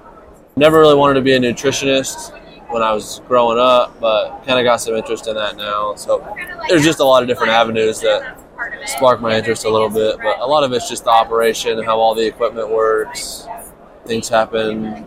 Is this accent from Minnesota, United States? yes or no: no; Western Kansas, United States; I'm from Western Kansas. Grew up in a small town